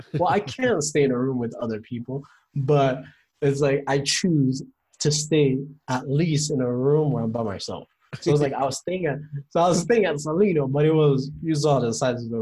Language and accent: English; United States; No, never. I think that's the best thing about being an American.